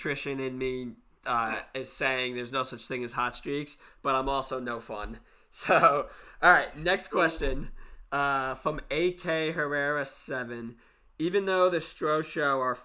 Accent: New York, United States; we're both from New York.

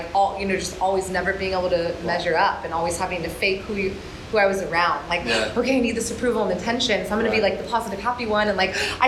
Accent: Orange County, California, United States; moved away as an adult; now in Bali, Indonesia; I am originally from Orange County, and I moved to Bali in 2012

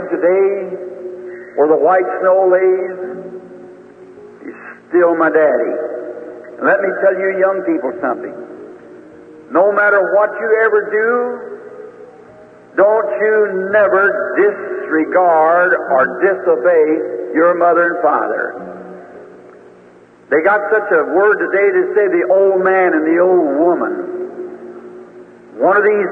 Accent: Utica Pike, Indiana, United States; also born or lived in Kentucky; the Utica Pike where we moved to from Kentucky to Indiana, right on the river road

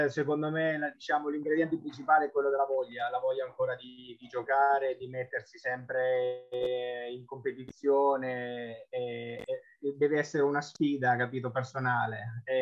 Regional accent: Civitanova Marche, Marche, Italy; moved away as an adult; also born or lived in Corato; io il primo anno che me ne sono andato da Civitanova Marche, avevo 22 anni, la, la, mia prima esperienza fuori casa è stata Corato

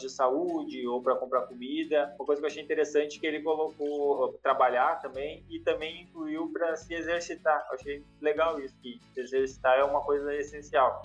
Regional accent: Rio Grande do Sul, Brazil; a gente é gaúcho

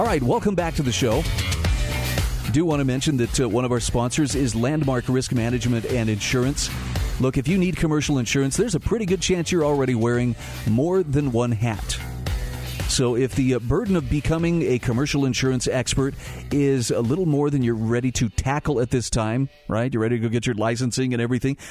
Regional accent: Utah, United States; my home state of Utah

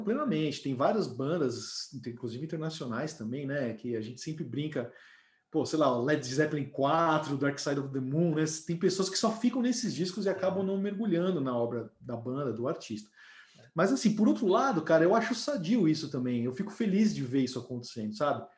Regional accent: São Paulo, Brazil; eu sou da Pompeia

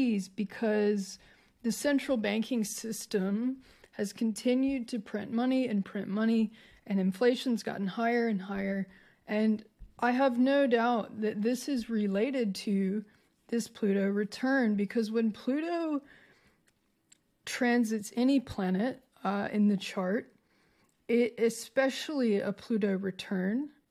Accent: United States; now in Australia; as an American to be in Australia

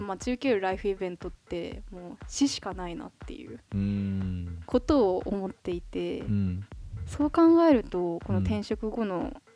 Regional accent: Yokohama, Kanagawa, Japan; 私はやっぱりそのずっと横浜で、まあ生まれ育って

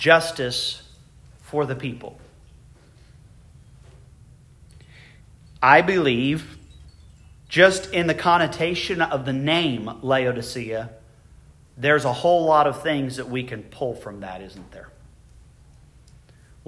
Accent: United States; I consider myself abundantly blessed to be an American. I praise God every day that I was born in this country.

